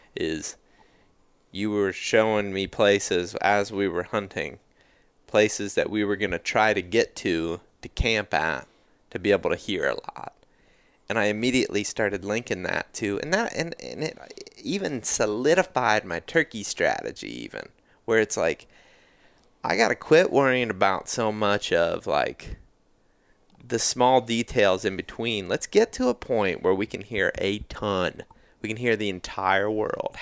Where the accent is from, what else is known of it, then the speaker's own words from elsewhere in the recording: Ohio, United States; growing up in Ohio